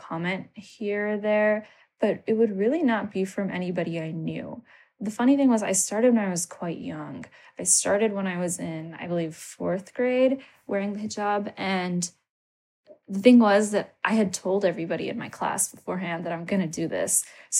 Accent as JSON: {"language": "English", "region": "Maryland", "country": "United States", "tie": "born or raised there", "also_born_or_lived": "Canada", "said": "moved to the U.S. and then lived between the U.S. and Canada for, you know, while I was a child, but I grew up in Maryland."}